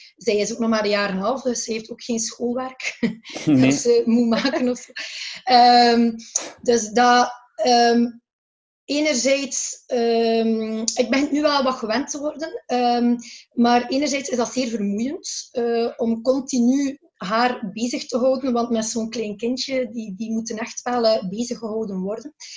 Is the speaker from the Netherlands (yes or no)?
no; Belgium; wij in België